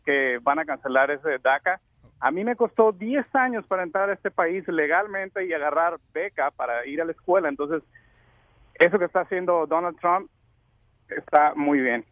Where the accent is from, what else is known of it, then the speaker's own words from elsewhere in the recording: Mexico; now in United States; soy mexicano